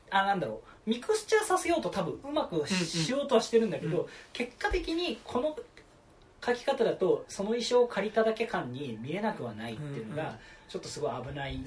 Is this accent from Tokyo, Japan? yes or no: yes; Tokyo, Japan; 俺はなんかなんか東京出身者としてね